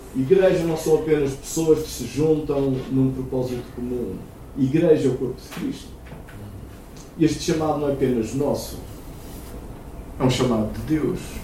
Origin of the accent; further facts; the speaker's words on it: Aveiro, Centro, Portugal; moved away; Eu sou de Aveiro originalmente e eu praticava remo lá em Aveiro